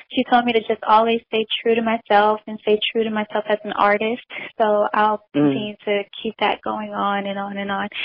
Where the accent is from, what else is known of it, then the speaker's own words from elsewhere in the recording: Atlanta, Georgia, United States; I was born in Atlanta, Georgia, and raised here, too